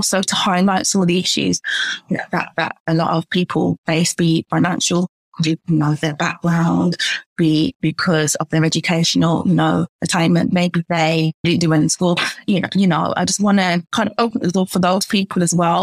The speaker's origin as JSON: {"language": "English", "town": "Birmingham", "region": "West Midlands", "country": "United Kingdom", "said": "I'm from Birmingham myself"}